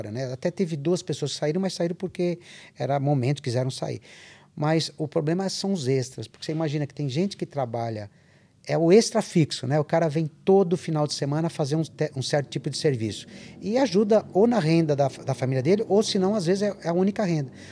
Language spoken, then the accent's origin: Portuguese; Brazil; Eu não sou italiano, sou brasileiro.